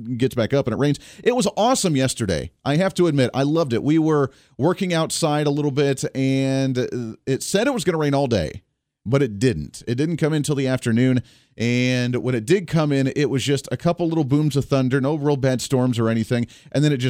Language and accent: English; Ohio, United States; growing up in Ohio